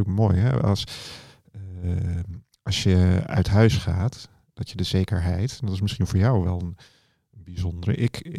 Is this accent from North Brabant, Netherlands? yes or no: no; Woerden, Utrecht, Netherlands; born there; Nee, nee, nee. Ik ben in Woerden geboren.